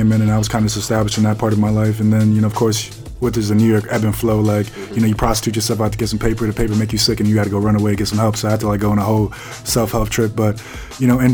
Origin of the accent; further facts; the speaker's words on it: Jamaica; I'm Jamaican, like that is in my essence